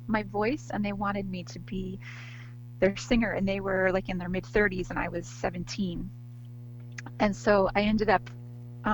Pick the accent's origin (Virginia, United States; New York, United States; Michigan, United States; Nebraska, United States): New York, United States; near New Paltz; I went to SUNY New Paltz, which is near my hometown.